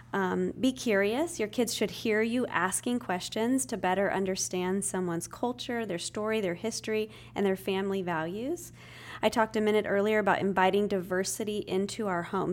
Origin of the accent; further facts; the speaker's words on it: Spokane, Washington, United States; moved away as an adult; now in Tennessee, United States; I was born and raised in the Northwest, Spokane, Washington, but I've been here in Tennessee for about twenty years